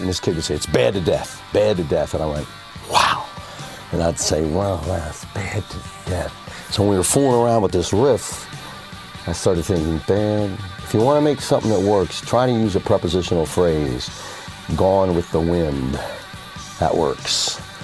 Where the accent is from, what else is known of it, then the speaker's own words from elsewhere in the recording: Delaware, United States; I'm a nobody from Delaware